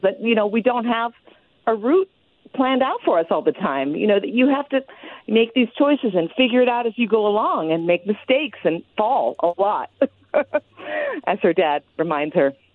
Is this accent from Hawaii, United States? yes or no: yes; Hawaii, United States; I grew up in Hawaii